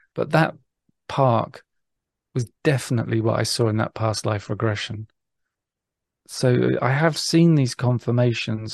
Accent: England, United Kingdom; being English

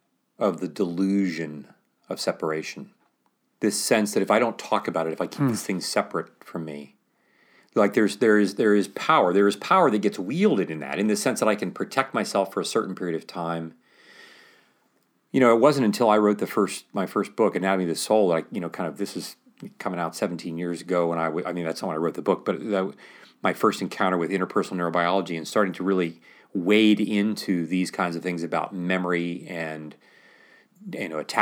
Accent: Mount Pleasant, Ohio, United States; We depend upon telling a story in which I'm just living my life here, growing up in Mount Pleasant, Ohio

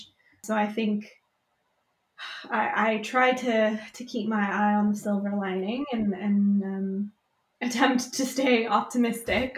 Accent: United States; now in United Kingdom; I'm American living in the UK, but still feel quite connected to everything happening back in the States

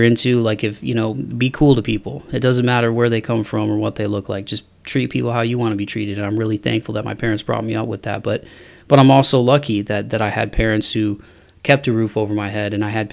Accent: Toledo, Ohio, United States; now in Nashville, United States; my hometown in Toledo, Ohio

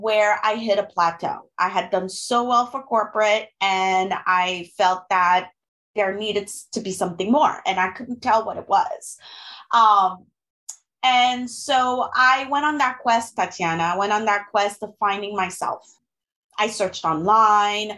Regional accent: Haiti; first language French and Haitian Creole; English is a second language; moved away as an adult; also born or lived in Gabon; now in United States; I am originally from the Caribbean. My mother language is French and Creole. I'm from Haiti. I grew up part of my life in Africa, in Gabon, where they spoke French, and another part of my life in Haiti.

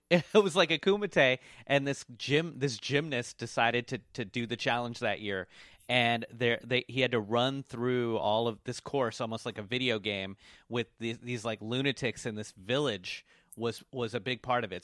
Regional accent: Washington, District of Columbia, United States; now in Brooklyn, United States; I grew up in Washington, D C. That's where I was raised

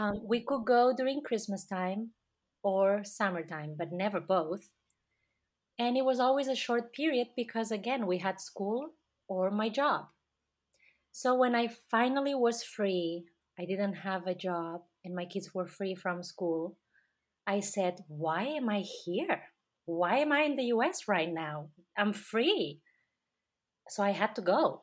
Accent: Catalonia, Spain; moved away; my passport says that I am from Spain, but that's because my country, um, Catalonia, was conquered by Spain.

